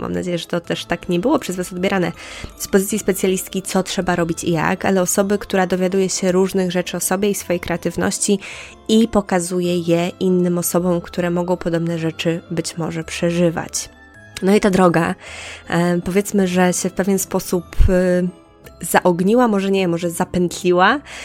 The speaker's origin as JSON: {"language": "Polish", "region": "Podlaskie Voivodeship", "country": "Poland", "tie": "born or raised there", "moved": "yes", "said": "Ja pochodzę z małej miejscowości na Podlasiu, mm, około 10 tysięcy osób. Tam się wychowywałam, tam chodziłam do szkoły podstawowej."}